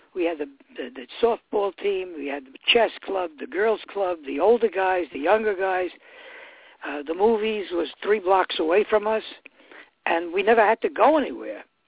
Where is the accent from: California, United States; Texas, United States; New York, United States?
New York, United States; New York City; I'm from the East Bronx